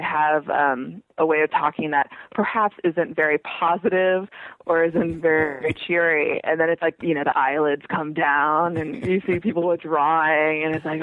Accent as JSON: {"language": "English", "town": "Irvine", "region": "California", "country": "United States", "said": "I'm from Irvine, California, which, for your non-California listeners, is a planned community about an hour south of Los Angeles"}